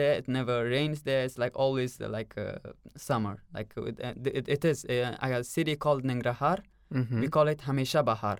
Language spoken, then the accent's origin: English; Kabul, Afghanistan; English is a second language; now in Russia; when I raised in Afghanistan, I was thinking like everywhere is a mountain.